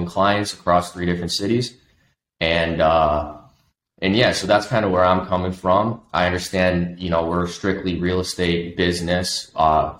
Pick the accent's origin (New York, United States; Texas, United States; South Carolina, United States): New York, United States; Buffalo; I grew up in Buffalo